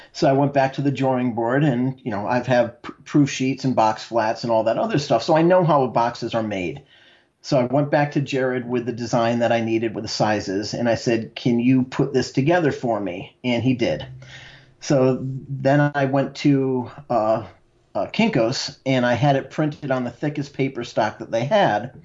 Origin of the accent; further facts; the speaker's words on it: Connecticut, United States; I'm from Connecticut